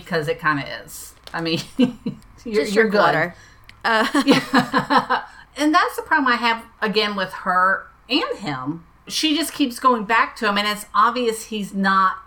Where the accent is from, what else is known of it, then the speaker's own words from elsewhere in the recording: Florida, United States; moved away; my hometown in Florida